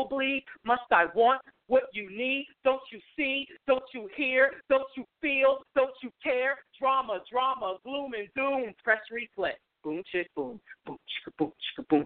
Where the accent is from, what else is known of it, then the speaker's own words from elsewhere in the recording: New York City, New York, United States; now in New Jersey, United States; I'm originally from you know, the birthplace of anything that's dope, which is Brooklyn